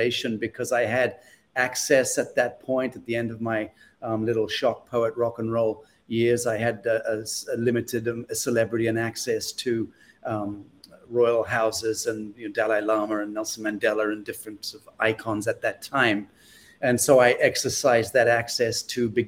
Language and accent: English; Zimbabwe; moved away as an adult; also born or lived in United Kingdom; growing up in a bush war in Africa for the first 17 years of my life